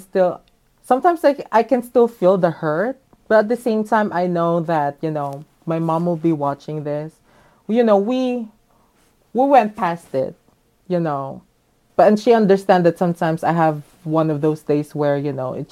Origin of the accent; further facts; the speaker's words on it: Manila, Metro Manila, Philippines; moved away as an adult; now in Los Angeles, United States; I was born and raised in Manila.